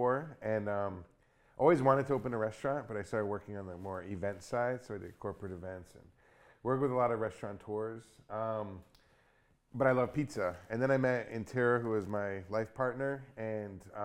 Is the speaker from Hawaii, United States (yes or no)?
yes; Hawaii, United States; also born or lived in New York; I was born in New York. I moved here when I was 10. And the thing I remember missing here from childhood was pizza. And I feel I grew up in Hawaii.